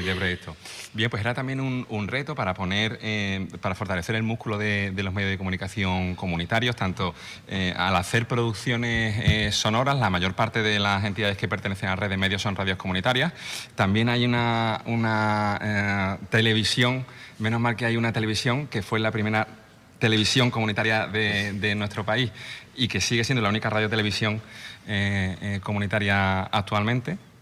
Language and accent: Spanish; Málaga, Andalusia, Spain; la gente del sur, yo que soy de Málaga